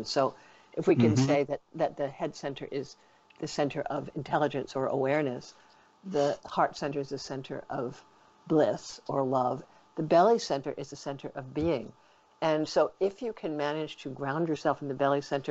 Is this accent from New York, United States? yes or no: yes; New York, United States; I'm a New Yorker